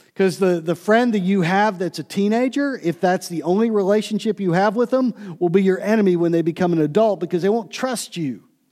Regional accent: Pittsburgh, Pennsylvania, United States; also born or lived in Cleveland; growing up in Pittsburgh and living in Cleveland for a short time

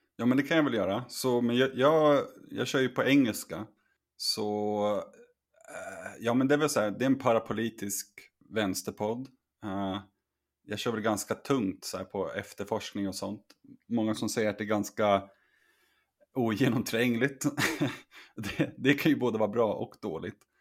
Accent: Sweden; also born or lived in China; hemma i Sverige

